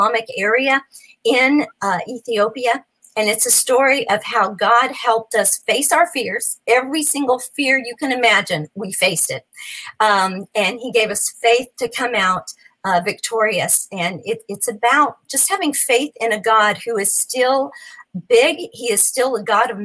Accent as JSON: {"language": "English", "region": "New Mexico", "country": "United States", "tie": "born or raised there", "moved": "as an adult", "lives_now": "Nashville, United States", "said": "I was born and raised in New Mexico"}